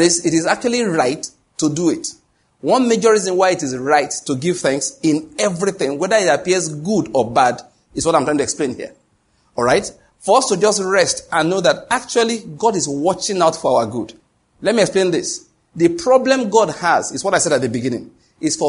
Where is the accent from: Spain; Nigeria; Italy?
Nigeria; Ondo; moved away; also born or lived in Lagos; I'm from Ondo State